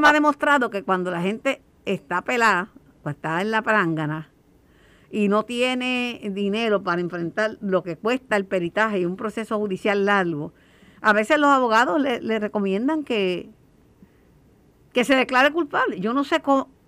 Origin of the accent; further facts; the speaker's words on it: Puerto Rico; somos muchos los puertorriqueños que vivimos con un joven